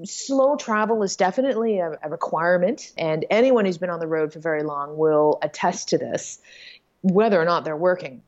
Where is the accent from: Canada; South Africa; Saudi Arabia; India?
Canada; Toronto, Ontario; moved away as an adult; my hometown of Toronto, Canada.